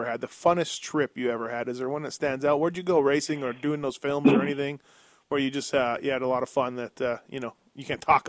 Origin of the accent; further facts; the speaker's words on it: Canada; me being Canadian